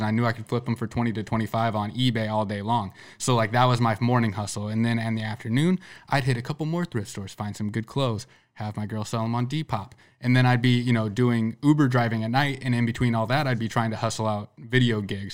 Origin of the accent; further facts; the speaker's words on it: Sergeant Bluff, Iowa, United States; somebody I grew up with in Sergeant Bluff